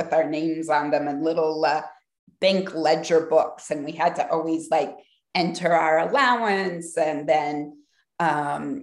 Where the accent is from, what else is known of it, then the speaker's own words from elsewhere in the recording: Columbus, Ohio, United States; I grew up in Columbus, Ohio.